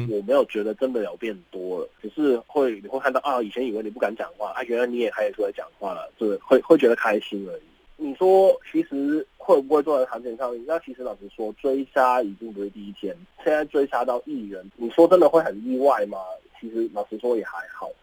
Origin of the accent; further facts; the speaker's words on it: Hong Kong; moved away as an adult; now in Taiwan; 我们香港